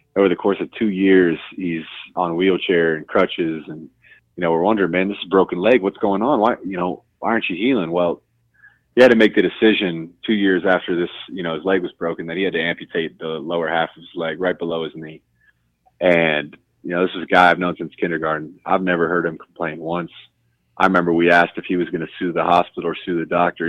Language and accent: English; Columbus, Ohio, United States; I'm a kid from Columbus, Ohio